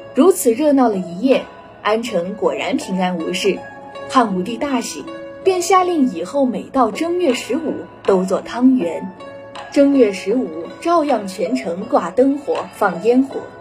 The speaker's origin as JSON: {"language": "Chinese", "country": "China", "said": "但对于我们中国人来说，满月的能量才是最强的"}